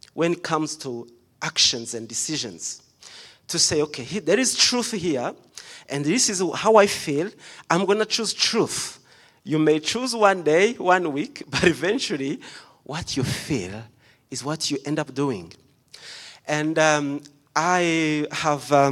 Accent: Rwanda; moved away; I was born in Rwanda

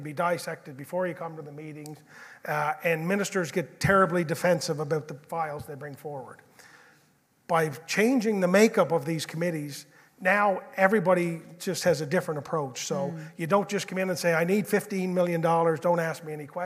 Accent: Georgetown, Prince Edward Island, Canada; I grew up in Georgetown, so I think Georgetown is a small little New England type town.

